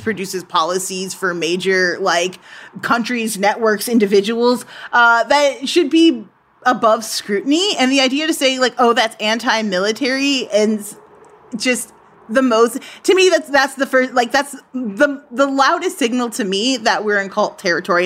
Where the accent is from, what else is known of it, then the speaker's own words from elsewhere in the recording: United States; being an American